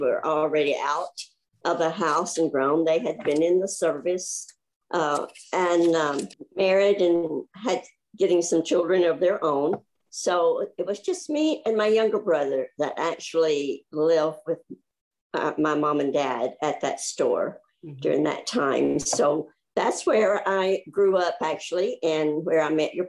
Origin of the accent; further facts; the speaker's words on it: Liberty, Texas, United States; also born or lived in Moss Hill, Texas; I was born in Liberty, Texas, but we actually lived about 20 miles north of Liberty.